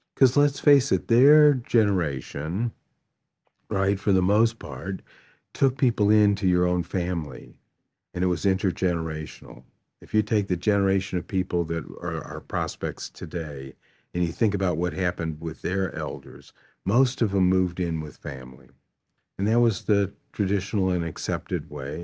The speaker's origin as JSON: {"language": "English", "town": "St. Louis", "region": "Missouri", "country": "United States", "tie": "born or raised there", "said": "I grew up here in Saint Louis, relatively poor."}